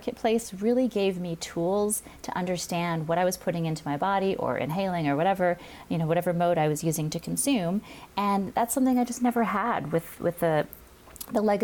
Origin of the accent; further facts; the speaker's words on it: Hawaii, United States; I grew up in Hawaii